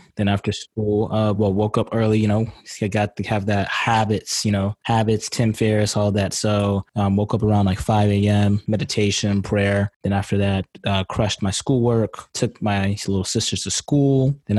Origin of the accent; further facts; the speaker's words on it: Texas, United States; now in Canada; Currently, right now, I'm in Canada. And so, yeah, I'm from Texas though.